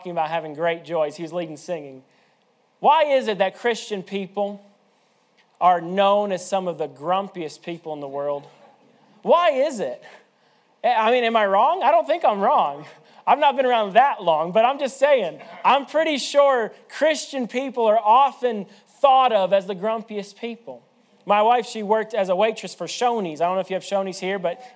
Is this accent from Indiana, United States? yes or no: yes; Indiana, United States; I'm from Indiana